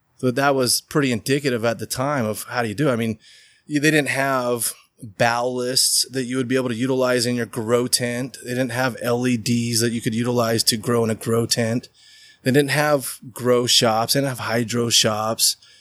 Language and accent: English; Riverton, Utah, United States; I grew up in Riverton. We had 165 acres